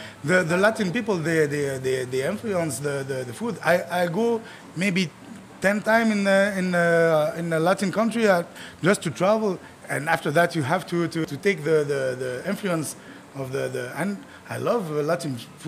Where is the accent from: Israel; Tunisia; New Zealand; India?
Tunisia; English is a second language; now in Montreal, Canada; I'm from Tunisia.